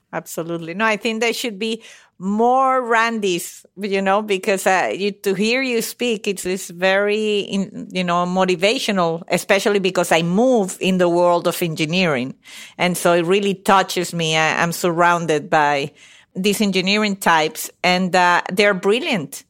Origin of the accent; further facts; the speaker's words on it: Venezuela; moved away; I'm from Venezuela, but my parents are Italian. So I'm a little bit of a mix. B, Italian by blood, Venezuelan by birth.